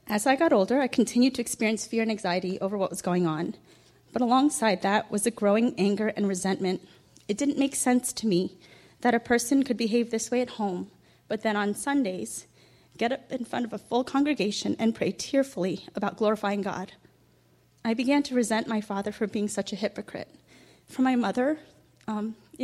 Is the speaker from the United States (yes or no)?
yes; Ridgewood, United States; I grew up in Ridgewood